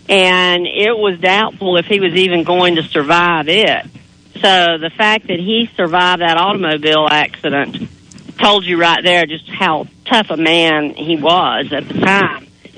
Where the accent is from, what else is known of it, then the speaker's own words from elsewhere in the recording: Canton, North Carolina, United States; I grew up in Canton, just 18 miles west of Asheville